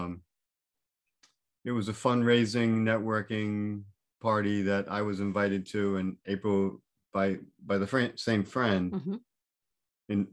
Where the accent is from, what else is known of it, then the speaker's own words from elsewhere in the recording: Massachusetts, United States; now in Wickford, United States; I grew up in Massachusetts